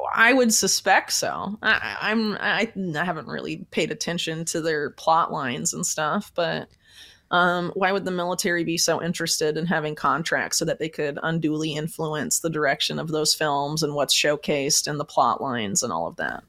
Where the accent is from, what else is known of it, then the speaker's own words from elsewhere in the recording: Florida, United States; I'm from Florida